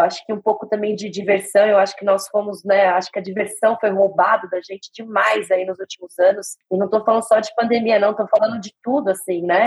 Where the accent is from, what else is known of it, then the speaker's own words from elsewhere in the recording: Brazil; ainda sendo brasileiro